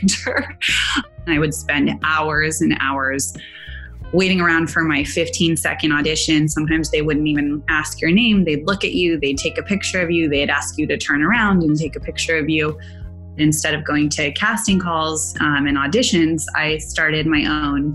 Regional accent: Silicon Valley, California, United States; I grew up in Silicon Valley

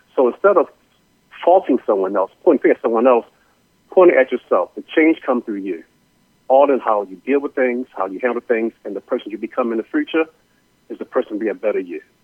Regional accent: Baltimore, Maryland, United States; I'm originally from Baltimore

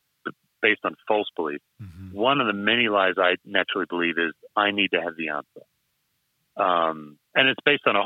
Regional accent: Western Australia, Australia; I'm an Aussie, West Australian

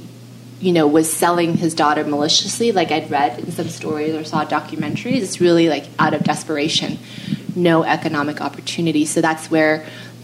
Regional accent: Pasadena, California, United States; I grew up in Southern California in Pasadena

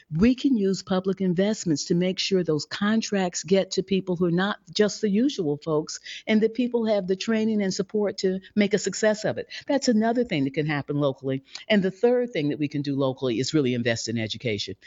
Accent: St. Louis, Missouri, United States; I grew up in a segregated Saint Louis, Missouri

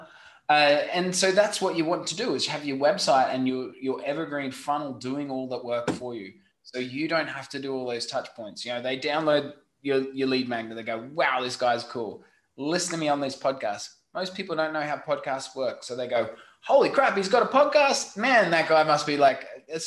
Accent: Australia; accent: Australian; my funny Australian accent

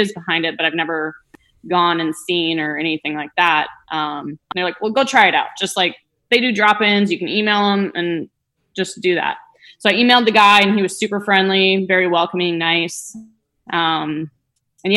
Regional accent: Minnesota, United States; moved away as an adult; now in Florida, United States; growing up, kind of knew that I didn't want to stay in Minnesota

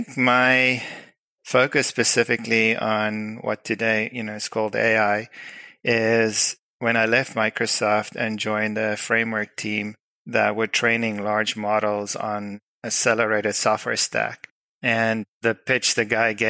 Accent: South Africa; moved away; I'm originally from South Africa, so that explains the weird accent.

